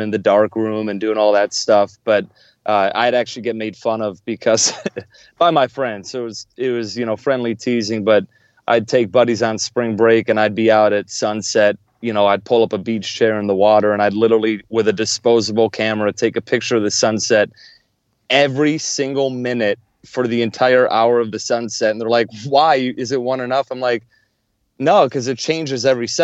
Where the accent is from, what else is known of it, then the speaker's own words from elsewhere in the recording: Buffalo, New York, United States; I grew up in Buffalo, New York